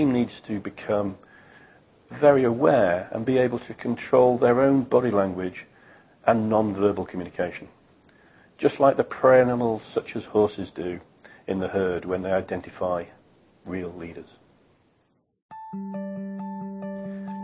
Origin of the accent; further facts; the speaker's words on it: United Kingdom; As a British guy